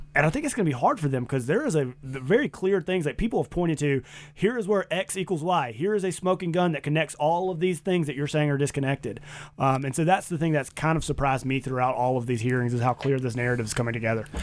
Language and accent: English; the South, United States; now in Boise, United States; I'm from the South